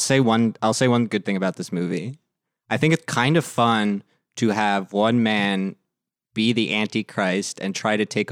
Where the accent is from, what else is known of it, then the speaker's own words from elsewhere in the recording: New Jersey, United States; I grew up in New Jersey.